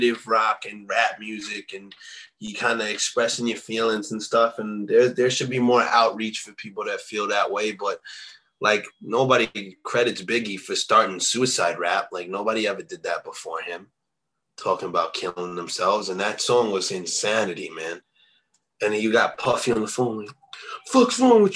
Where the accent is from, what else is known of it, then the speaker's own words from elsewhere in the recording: East Coast, United States; I'm from the East Coast